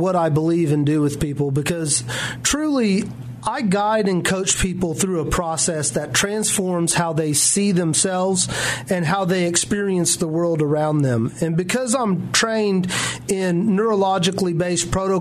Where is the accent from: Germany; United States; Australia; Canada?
United States; Jones, Oklahoma; moved away as an adult; I was born here in Oklahoma